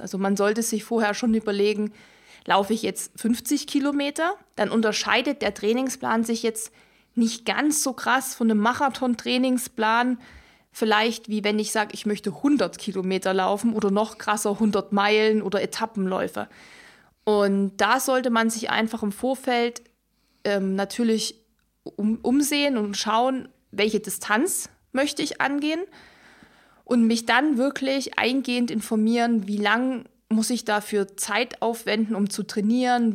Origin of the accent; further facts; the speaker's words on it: Ore Mountains, Saxony, Germany; moved away; in meiner Heimat, also wo ich ursprünglich herkomme, im Erzgebirge